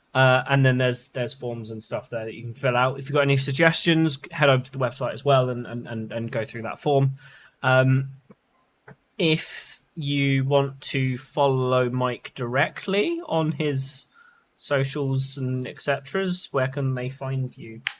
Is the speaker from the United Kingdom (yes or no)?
yes; England, United Kingdom; we're English